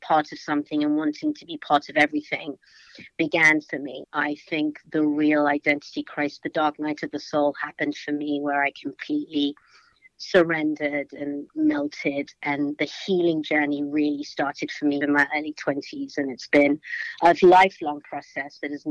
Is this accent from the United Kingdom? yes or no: yes; London, United Kingdom; moved away as an adult; now in United States; I was brought up in London and grew up in the 80s in London